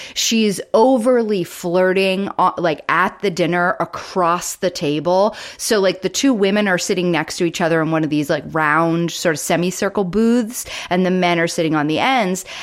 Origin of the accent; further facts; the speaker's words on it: the South, United States; I grew up in the South